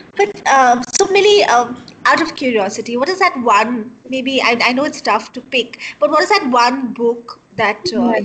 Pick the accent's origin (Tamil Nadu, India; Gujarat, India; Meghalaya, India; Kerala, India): Meghalaya, India; Shillong; I'm from Shillong